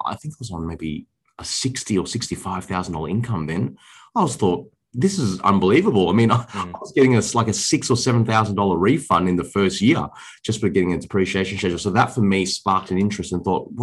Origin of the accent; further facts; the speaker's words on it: Sydney, New South Wales, Australia; I was born and raised around the Liverpool Fairfield area in Sydney.